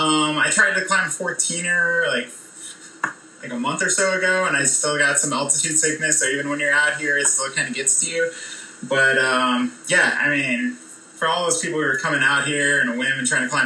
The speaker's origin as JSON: {"language": "English", "region": "Colorado", "country": "United States", "tie": "born or raised there", "also_born_or_lived": "Lake Forest, Illinois / Wisconsin", "said": "So a little bit outside of Chicago. I honestly don't remember Illinois that much. Lived in Wisconsin for a quick little stint there, and then I moved to Colorado when I was 5."}